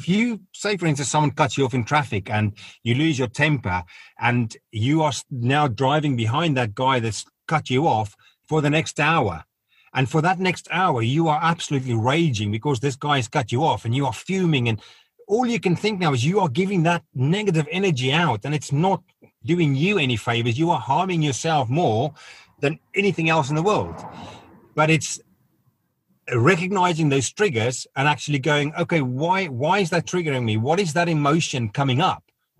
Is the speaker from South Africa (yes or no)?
yes; South Africa; it was because of my background growing up in South Africa, it was very suppressed.